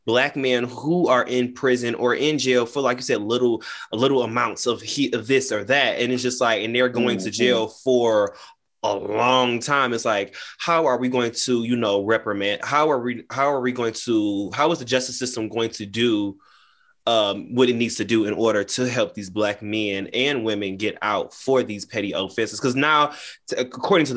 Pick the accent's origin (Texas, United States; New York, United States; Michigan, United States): Michigan, United States; Detroit suburbs; So I'm not from Detroit. I'm from the suburbs